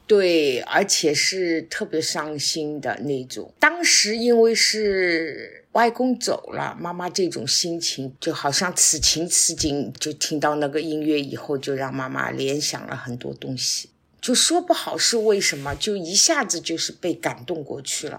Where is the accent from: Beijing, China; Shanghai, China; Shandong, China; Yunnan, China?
Shanghai, China; moved away as an adult; now in Wuyishan, China; 身在上海，长在上海